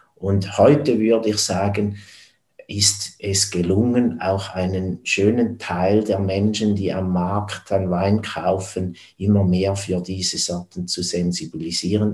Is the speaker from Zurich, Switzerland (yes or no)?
yes; neighbouring village of Stammheim, Zurich, Switzerland; geboren wurde ich im Nachbardorf als Bauernsohn